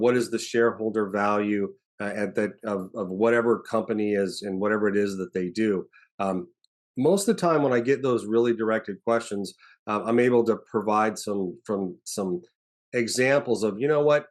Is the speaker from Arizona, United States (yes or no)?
yes; Arizona, United States; moved away as an adult; the special agent in charge of our Arizona field office. So, I actually got to go home as the, the, the S A C, uh, to, to be the head of the F B I in my hometown